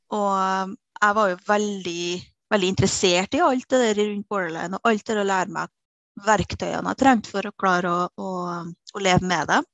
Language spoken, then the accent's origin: Norwegian; Kristiansund, Møre og Romsdal, Norway; now in Trondheim, Norway; Jeg er opprinnelig fra Kristiansund